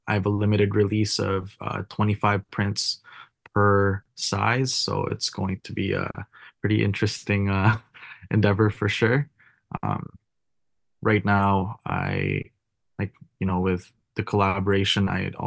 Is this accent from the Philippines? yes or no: yes; Philippines; now in Vancouver, Canada; my home country